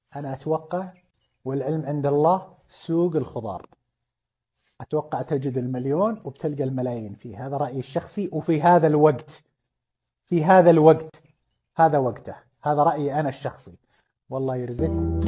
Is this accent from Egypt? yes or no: no; Saudi Arabia; حنا كشعب سعودي